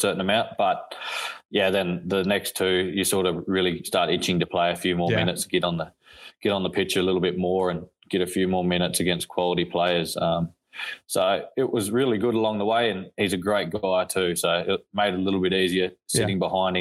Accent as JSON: {"language": "English", "region": "Queensland", "country": "Australia", "tie": "born or raised there", "also_born_or_lived": "Melbourne / New South Wales", "moved": "as an adult", "lives_now": "Austin, United States", "said": "my home state in Queensland"}